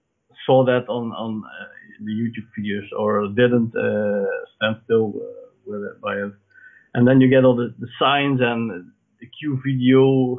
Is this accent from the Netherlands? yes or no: yes; Netherlands; I came all the way from the Netherlands